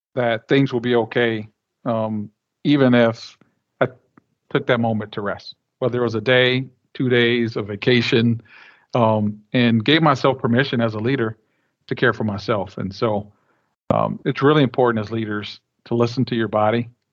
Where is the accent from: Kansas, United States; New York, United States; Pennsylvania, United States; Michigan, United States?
Michigan, United States; Flint; I'm born and raised in Flint, Michigan